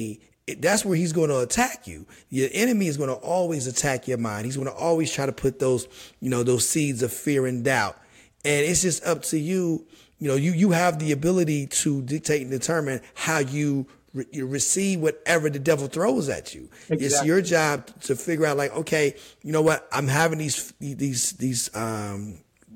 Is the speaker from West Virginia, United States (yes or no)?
yes; West Virginia, United States; moved away as an adult; also born or lived in New Jersey / New York; now in New Jersey/New York area, United States; I'm born and raised in West Virginia. I've been in the, you know, the New Jersey, New York area since college graduation